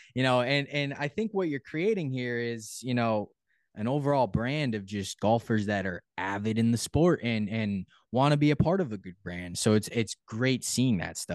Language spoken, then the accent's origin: English; Connecticut, United States; I'm from Connecticut